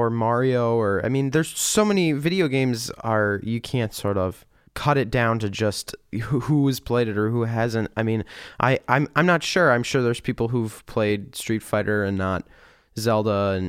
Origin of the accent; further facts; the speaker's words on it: United States; even as an American